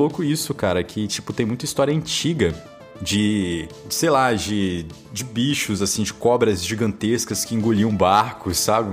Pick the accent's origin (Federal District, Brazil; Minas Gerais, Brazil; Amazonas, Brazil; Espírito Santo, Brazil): Amazonas, Brazil; Manaus; Eu sou do Amazonas, sou de Manaus